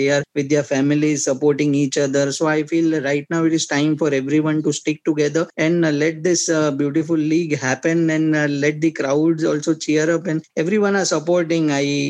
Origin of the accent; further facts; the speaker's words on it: India; as an Indian